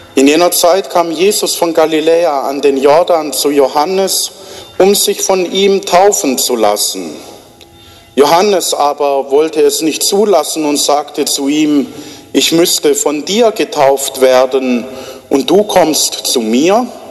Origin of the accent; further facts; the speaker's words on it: Black Forest, Baden-Württemberg, Germany; now in Bruchsal, Germany; bei uns im Schwarzwald